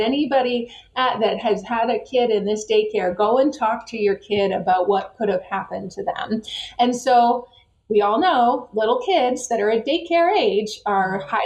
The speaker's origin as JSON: {"language": "English", "country": "Canada", "tie": "born or raised there", "moved": "yes", "lives_now": "United States", "said": "a kid that grew up in Canada"}